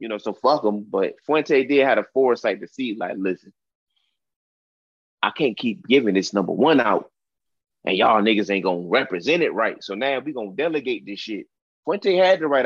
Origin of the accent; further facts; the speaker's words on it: Newport News, Virginia, United States; I'm from New Paunus, Virginia, the Vicks